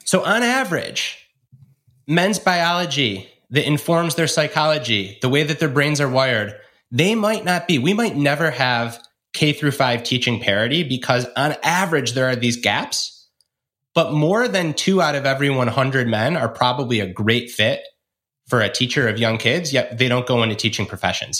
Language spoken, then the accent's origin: English; Michigan, United States; my home state of Michigan